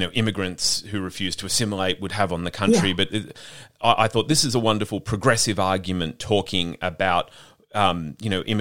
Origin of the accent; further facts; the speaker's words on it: Australia; as white Australians